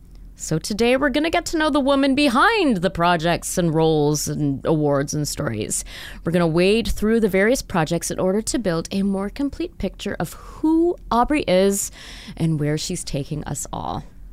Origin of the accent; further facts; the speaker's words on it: Montreal, Quebec, Canada; born there; No, I was born out east. I was born in Montreal.